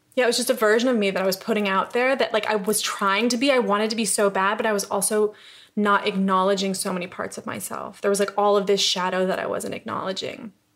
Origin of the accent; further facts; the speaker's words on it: upstate New York, United States; moved away as an adult; also born or lived in Los Angeles; now in London, United Kingdom; I'm from upstate New York